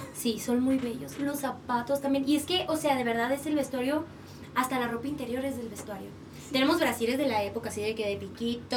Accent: Sonora, Mexico; now in Mexico City, Mexico; soy de Sonora y ahí en Sonora es así de que 45 grados

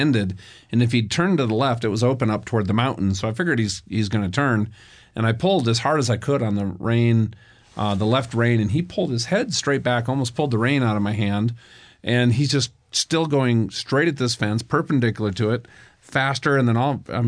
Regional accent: Minnesota, United States; I grew up in Minnesota

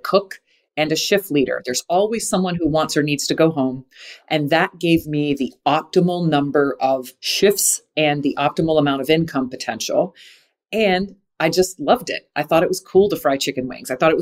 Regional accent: Jacksonville, Florida, United States; I grew up in Jacksonville, Florida, where Hooters, it was the third city Hooters was ever

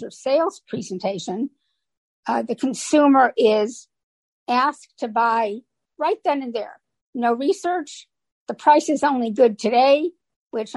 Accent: Chicago, Illinois, United States; moved away as an adult; also born or lived in Orlando area, Florida; I'm originally from the Chicago area

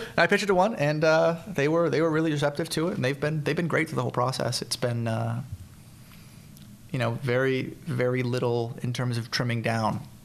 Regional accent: Central Florida, United States; moved away; I grew up in Central Florida. Uh, um, I moved there when I was about five

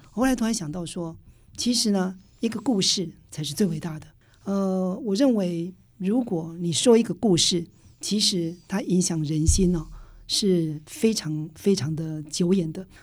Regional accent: Taiwan; 我就是客家庄长大的小孩子

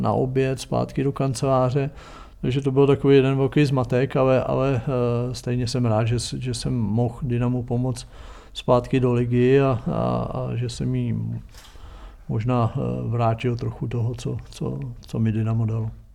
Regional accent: Třeboň, South Bohemian Region, Czechia; also born or lived in Jindřichův Hradec; já jsem se narodil v Jindřichově Hradci, protože tam byla porodnice, jinak jsem v Třeboně. Vyrost jsem v Třeboni

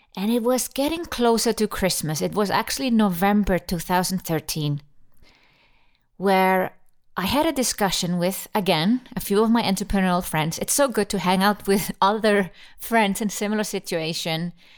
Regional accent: Iceland; born or raised there; now in Switzerland

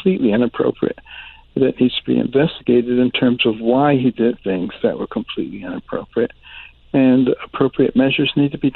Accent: Detroit, Michigan, United States; also born or lived in Boston, Massachusetts / New Haven, Connecticut / Ann Arbor, Michigan / Baltimore, Maryland; I grew up in Detroit and in Boston, you know, late 50s and the 60s.

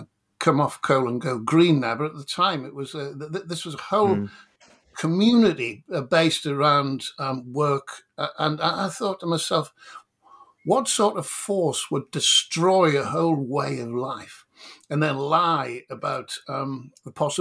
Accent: County Durham, North East England, United Kingdom; I was born in a mining village outside a steel town in County Durham

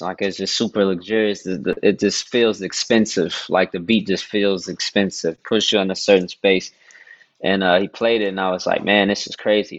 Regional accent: Dallas, Texas, United States; I was born and raised in Dallas, Texas

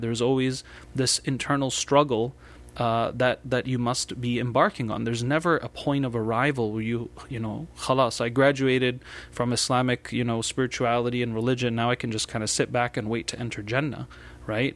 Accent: United States; as an American and here in the United States

